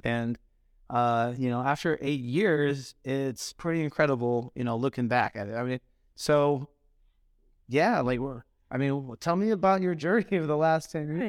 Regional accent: Phoenix, Arizona, United States; moved away; I grew up in Phoenix

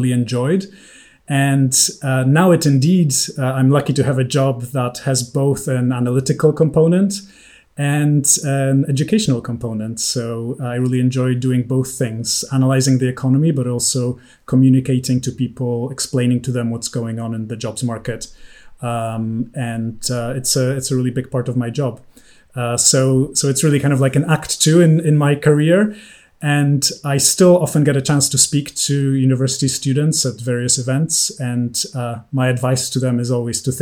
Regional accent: Poland; moved away as an adult; also born or lived in United States / New York / London; I grew up in Poland

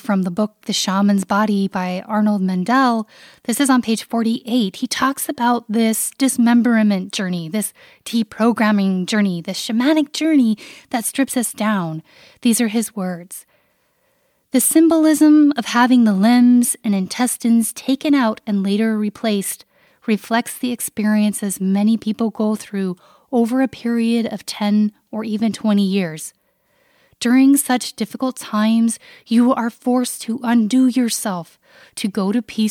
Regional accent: Canada; my upbringing as a Canadian

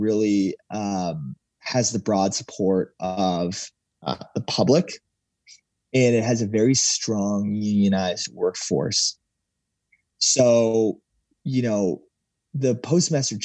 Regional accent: United States; as an American

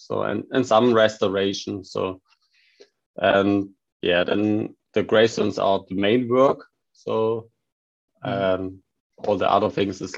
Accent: Saxony, Germany; English is a second language; moved away as an adult; also born or lived in Baden-Württemberg; my hometown and Saxony

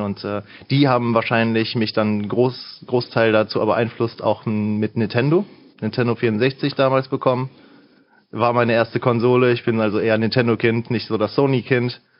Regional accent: Mönchengladbach, North Rhine-Westphalia, Germany; ich komme hier aus der Gegend tatsächlich

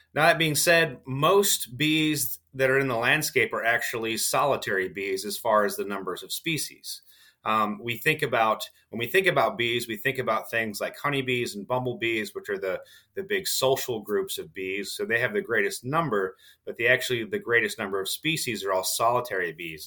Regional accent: Southwest Michigan, United States; moved away as an adult; also born or lived in Kentucky; as a child, I grew up in Southwest Michigan

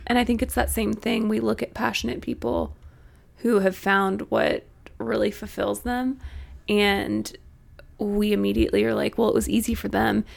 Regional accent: Missouri, United States; moved away as an adult; now in Arkansas, United States; I'm from Missouri. I went to school in Arkansas

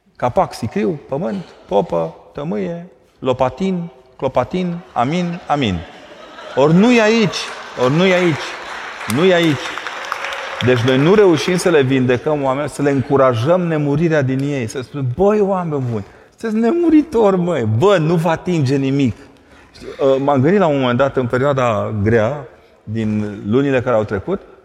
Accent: Brașov, Brașov County, Romania; also born or lived in Vâlcea County; eu sunt brașovean, la mine când te uitai spre munți

